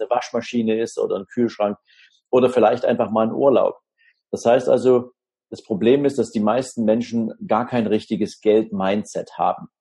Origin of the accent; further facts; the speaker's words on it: Dresden, Saxony, Germany; ich wohne in Dresden, habe da im Prinzip im Süden der Stadt ein kleines Häuschen mit meiner Familie. Ja, wir fühlen uns hier wunderbar und wohl. Ist auch meine Heimatstadt.